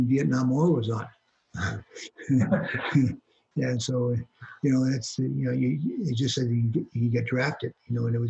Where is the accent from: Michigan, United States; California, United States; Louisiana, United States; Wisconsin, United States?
Michigan, United States; Hancock; Just a northern town with a lot of snow. Yeah. Outdoor rinks. You know, you grew up in a small town.